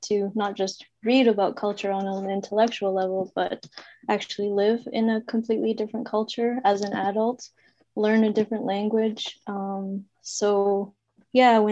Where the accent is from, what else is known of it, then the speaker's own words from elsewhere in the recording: Canada; moved away; also born or lived in China / Switzerland / Germany; I was born in China, I grew up in Canada, I moved here when I was 6.